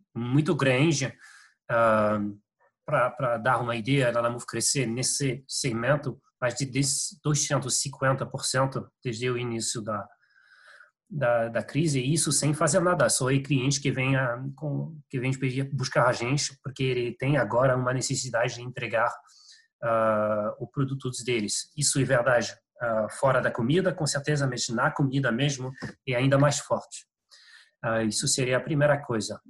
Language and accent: Portuguese; France; Portuguese is a second language; moved away; eu sou francês, meu português não está perfeito.